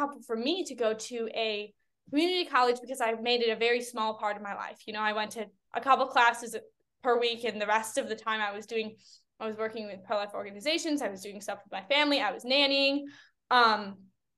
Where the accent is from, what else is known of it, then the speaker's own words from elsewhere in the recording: Chicago, Illinois, United States; I grew up in the Chicagoland area